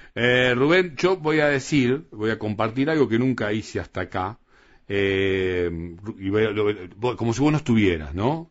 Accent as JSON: {"language": "Spanish", "country": "Argentina", "said": "los argentinos"}